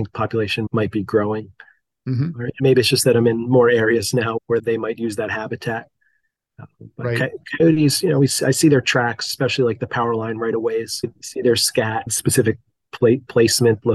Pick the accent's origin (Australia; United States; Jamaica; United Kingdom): United States; New Jersey; I grew up in North Jersey and been here since.